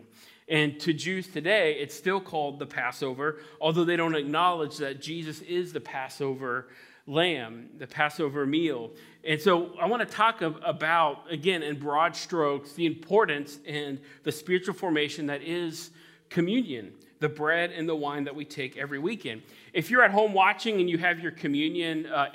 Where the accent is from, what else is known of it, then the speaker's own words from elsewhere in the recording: Cincinnati, Ohio, United States; now in New England, United States; I'm originally from Cincinnati